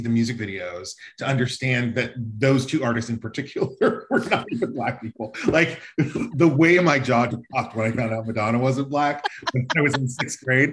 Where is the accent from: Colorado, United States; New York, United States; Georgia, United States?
Colorado, United States; Denver; growing up in Denver